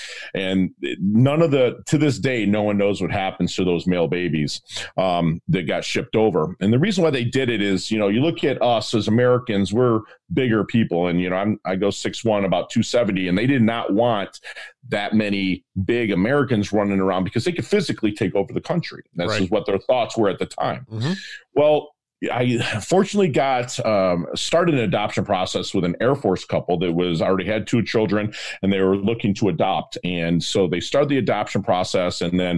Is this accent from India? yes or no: no; Philippines; born there; also born or lived in United States; I was born in 1972. I was born in the Philippines during the Vietnam War or conflict or whatever they called it then.